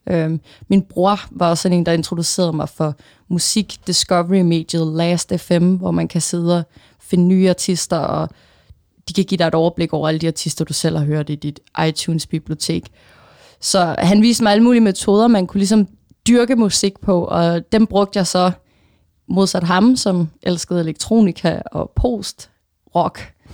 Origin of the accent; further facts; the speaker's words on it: Funen, Southern Denmark, Denmark; moved away as an adult; now in Copenhagen, Denmark; jeg er egentlig selv fra Fyn, øhm, og vokset op der atten år i mit liv.